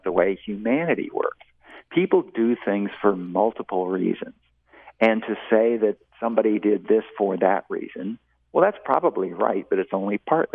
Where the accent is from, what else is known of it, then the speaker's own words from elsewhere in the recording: Portland, Oregon, United States; now in Austin, United States; I grew up in Portland, Oregon